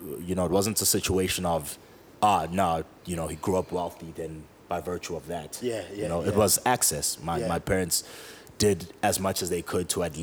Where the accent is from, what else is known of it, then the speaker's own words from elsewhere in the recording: Johannesburg, Gauteng, South Africa; also born or lived in KwaDukuza/KwaMaphumulo, KwaZulu-Natal / Parkmore, Johannesburg; grew up in DK, left there when I was a teenager